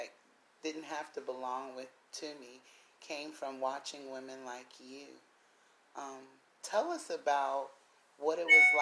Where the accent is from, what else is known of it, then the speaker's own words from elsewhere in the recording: South Carolina, United States; I'm from the South Carolina